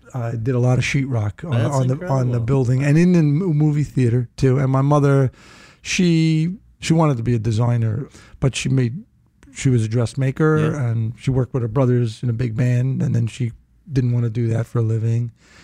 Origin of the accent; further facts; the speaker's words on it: New York City, New York, United States; also born or lived in Brooklyn / Rosedale, Queens; I was born in Brooklyn. I think it was Kings County Hospital. But I grew up in Hollis, Queens, and then we moved to Rosedale, Queens.